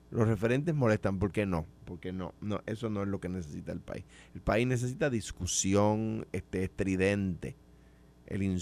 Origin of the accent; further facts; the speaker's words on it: Puerto Rico; pero me pongo a su disposición, por supuesto, eh, como cualquier puertorriqueño debe ponerse.